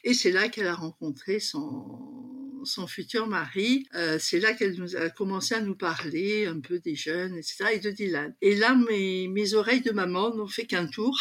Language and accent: French; Paris region, Île-de-France, France; born or raised there; moved away as an adult; also born or lived in Douala, Cameroon; now in La Ciotat, France